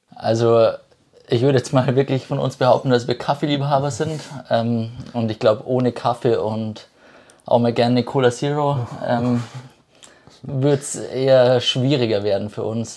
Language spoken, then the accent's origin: German; Ebersberg, Bavaria, Germany; komme aus Ebersberg